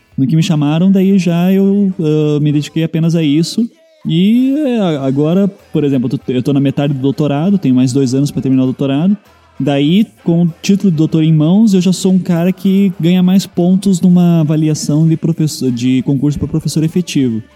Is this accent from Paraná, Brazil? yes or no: yes; Curitiba, Paraná, Brazil; eu sou de Curitiba